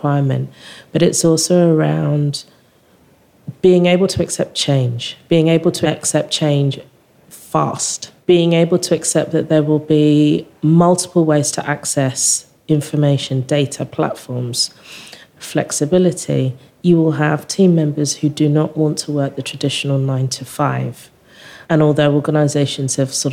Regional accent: England, United Kingdom; I'm English

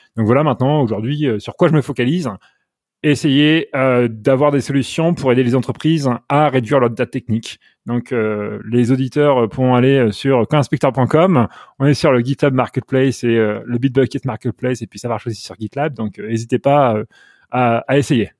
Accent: Normandy, France; moved away as an adult; also born or lived in Paris, France / Netherlands; now in United States; je suis originaire de Normandie.

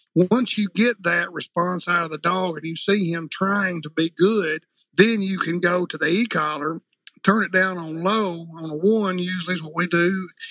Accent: Jonesboro, Arkansas, United States; I'm from Jonesboro, Arkansas, which is in the northeast corner uh, of Arkansas

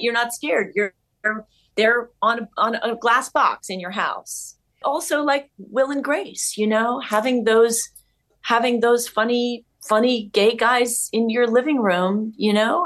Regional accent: New York City, New York, United States; I'm a New Yorker

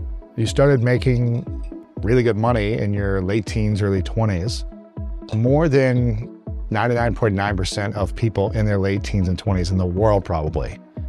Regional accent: Columbus, Ohio, United States; my hometown of Columbus, Ohio

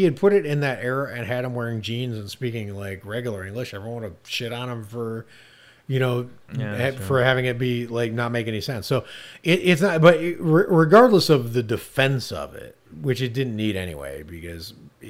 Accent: Ohio, United States; now in Los Angeles, United States; I live in Los Angeles now, and I have for a long time, but I came from Ohio, and I was back in Ohio personal reasons

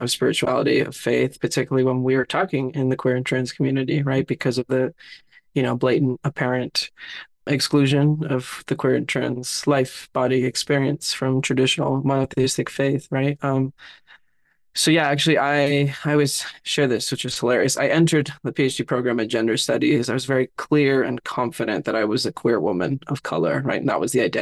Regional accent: Southern California, United States; I was born and raised in Southern California, raised in a little immigrant home

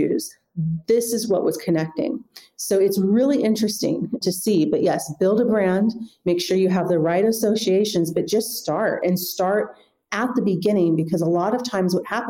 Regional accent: United States; moved away as an adult; now in Europe; I come from the United States

